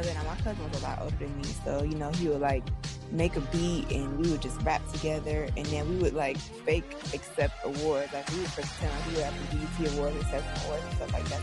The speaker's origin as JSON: {"language": "English", "area": "South Suburbs of Chicago", "region": "Illinois", "country": "United States", "tie": "born or raised there", "said": "I'm from, like, the South Suburbs. So I'm from Metz, and I grew up in Metz"}